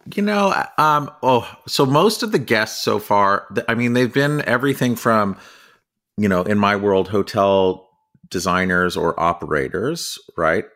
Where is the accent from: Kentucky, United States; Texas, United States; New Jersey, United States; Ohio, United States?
New Jersey, United States; moved away as an adult; also born or lived in California / New York City; now in Connecticut, United States; I grew up in New Jersey